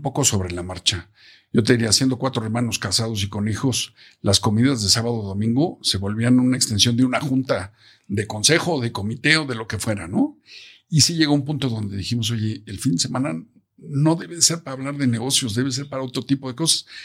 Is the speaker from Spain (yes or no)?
no; Mexico; como mexicanos